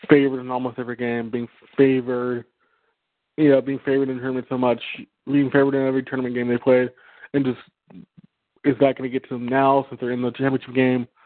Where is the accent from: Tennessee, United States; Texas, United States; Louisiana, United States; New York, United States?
Texas, United States; I'm from Texas